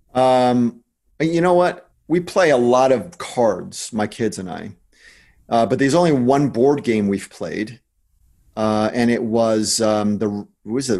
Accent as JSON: {"language": "English", "region": "New Jersey", "country": "United States", "said": "I'm from New Jersey"}